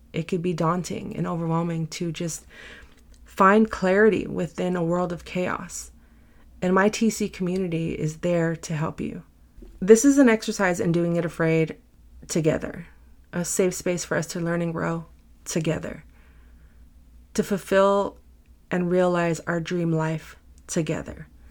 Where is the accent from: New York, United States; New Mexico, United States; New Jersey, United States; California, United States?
California, United States; San Francisco; I'm born and raised in San Francisco